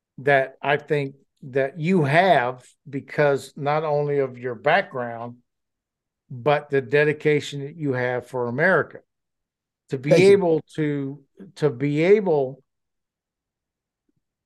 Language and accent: English; New Orleans, Louisiana, United States; New Orleans, where I come from, where I grew up in Louisiana